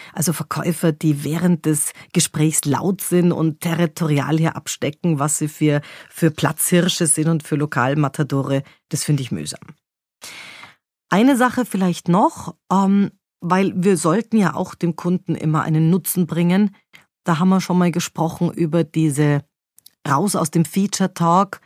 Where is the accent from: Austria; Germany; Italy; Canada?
Austria; Vienna; bei uns in Wien